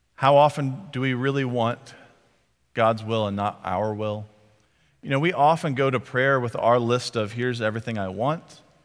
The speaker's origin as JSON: {"language": "English", "region": "Texas", "country": "United States", "said": "I was from Texas"}